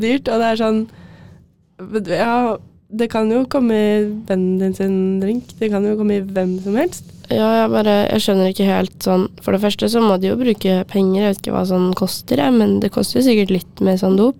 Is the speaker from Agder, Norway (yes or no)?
no; Asker, Akershus, Norway; jeg er fra Asker